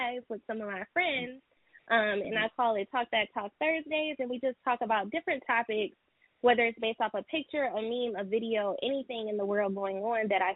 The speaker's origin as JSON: {"language": "English", "town": "Detroit", "region": "Michigan", "country": "United States", "said": "I am from Detroit, so not from H-Town"}